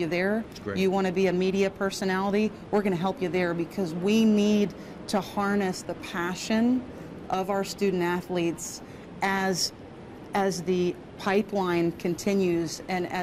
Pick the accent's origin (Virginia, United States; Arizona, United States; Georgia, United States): Georgia, United States; I grew up in Georgia and was very fortunate to play at Georgia Tech